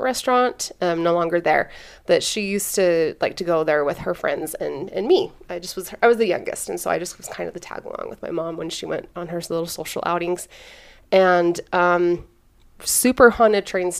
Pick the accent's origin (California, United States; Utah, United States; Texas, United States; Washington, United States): Utah, United States; South Ogden; I grew up in South Ogden, up on the mountain